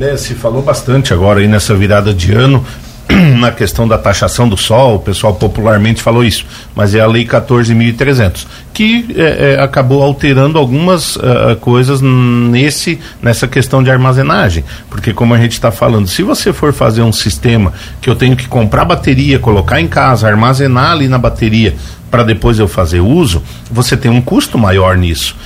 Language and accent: Portuguese; Braço do Norte, Santa Catarina, Brazil; moved away as an adult; now in Lauro Müller, Brazil; moro aqui no Barro Branco, moro no município de Lauro Miller, sou natural de Braço Norte